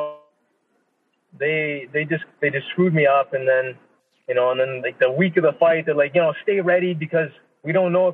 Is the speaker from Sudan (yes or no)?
no; Niagara Falls, Ontario, Canada; my hometown, Niagara Falls, Ontario